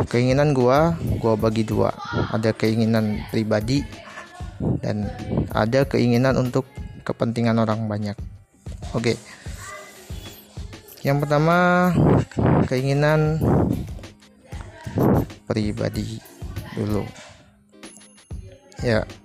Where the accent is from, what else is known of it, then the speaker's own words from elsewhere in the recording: Surabaya, East Java, Indonesia; Gue dari Surabaya, saat ini kegiatan sehari-hari gua gua kuliah di Universitas Negeri di Surabaya